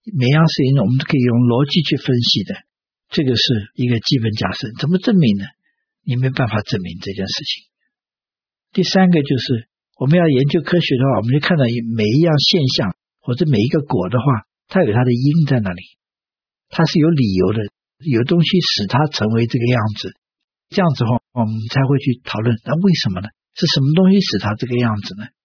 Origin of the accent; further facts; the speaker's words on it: China; 我们中国人